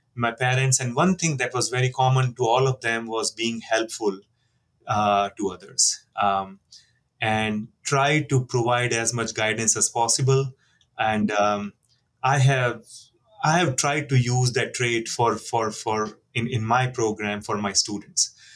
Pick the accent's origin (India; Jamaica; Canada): India; moved away; I'm from India